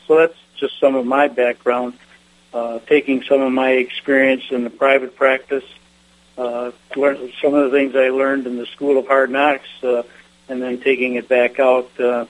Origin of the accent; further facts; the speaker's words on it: Michigan, United States; I came to NSPS as from Michigan, as you know, the was elected to come out as a director. I represented the state of Michigan.